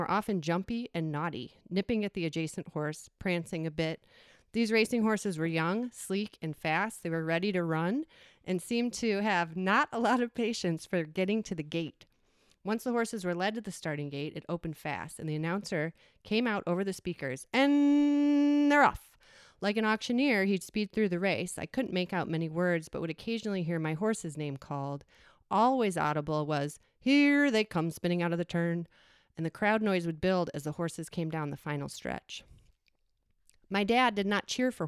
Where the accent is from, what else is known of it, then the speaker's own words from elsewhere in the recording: suburb neighboring Arlington Heights, near Chicago, Illinois, United States; my hometown's neighboring town, Arlington Heights